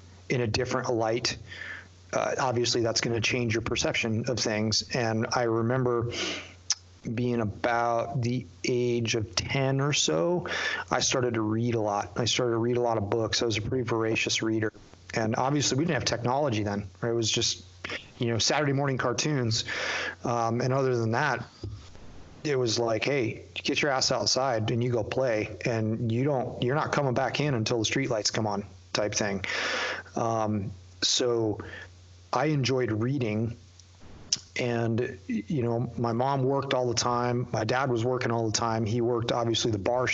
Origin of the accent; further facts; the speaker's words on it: Youngstown, New York, United States; moved away; I grew up in Western New York in a tiny little town, called Youngstown, just north of Niagara Falls.